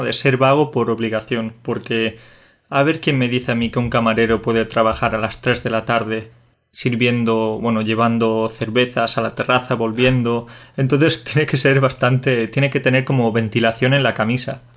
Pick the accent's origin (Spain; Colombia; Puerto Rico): Spain; Jaén, Andalusia; also born or lived in Catalonia / Córdoba; Jaén es un, es un territorio de interior, que es de donde yo vengo. En realidad siempre digo que soy de Córdoba, pero lo digo de forma un poco tramposa porque soy de Jaén